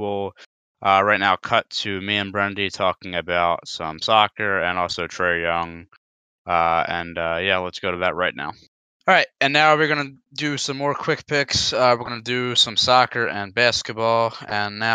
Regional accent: United States; I'm American

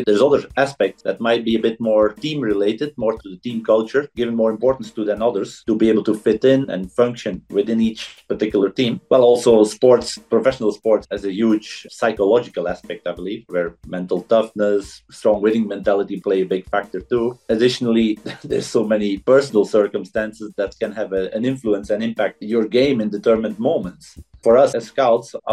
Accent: Belgium; now in Barcelona, Spain; back in my home country in Belgium

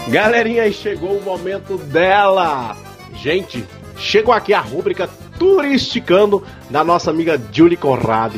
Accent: Northeast Region, Brazil; a gente é do Nordeste

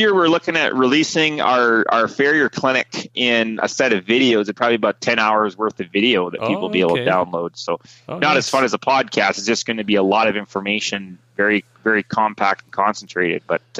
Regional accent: Prince George, British Columbia, Canada; born there; So I was born in Prince George, British Columbia. That's kind of more north of center.

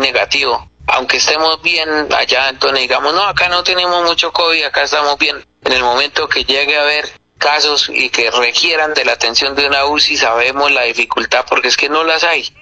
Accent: Tona, Santander, Colombia; mi querido municipio de Tona, corregimientos y veredas allá mi tierra, Berlín

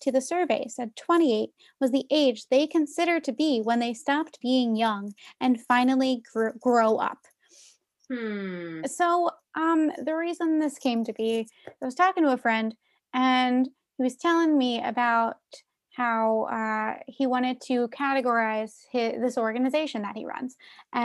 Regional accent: Philadelphia, Pennsylvania, United States; as a Philadelphian

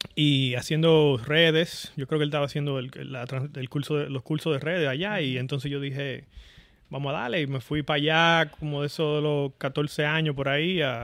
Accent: Boca Chica, Distrito Nacional, Dominican Republic; moved away as an adult; now in California, United States; yo, dominicano, nacido en Boca Chica

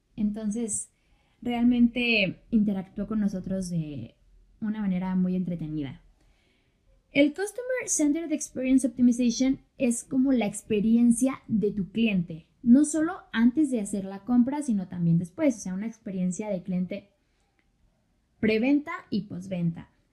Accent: Mexico

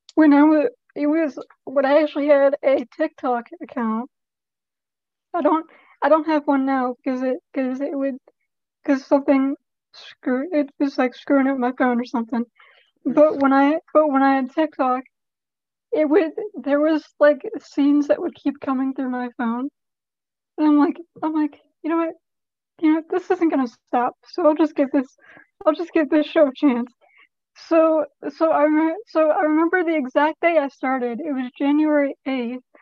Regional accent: Pittsburgh, Pennsylvania, United States; I'm from Pittsburgh

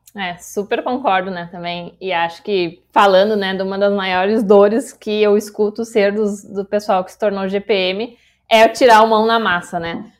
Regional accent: Gaúcha, Rio Grande do Sul, Brazil; sou libriana, gaúcha

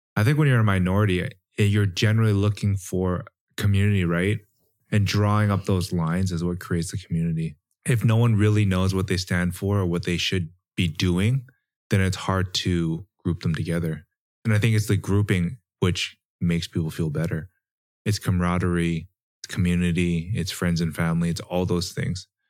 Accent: Canada; growing up in Canada

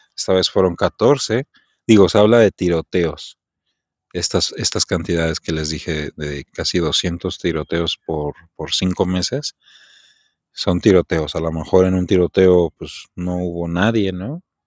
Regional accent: Mexico; soy mexicano

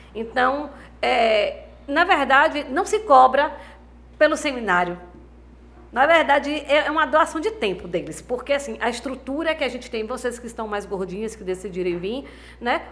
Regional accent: Valença, Brazil; da minha cidade, né, de Valença

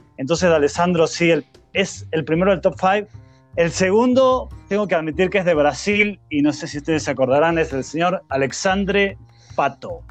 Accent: Argentina; nosotros como argentinos hinchábamos por Liberia

